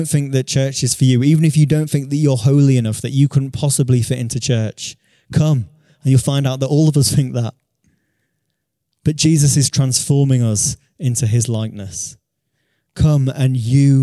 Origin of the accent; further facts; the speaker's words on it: Beverley, Yorkshire and the Humber, United Kingdom; a church in the town that I grew up in Beverley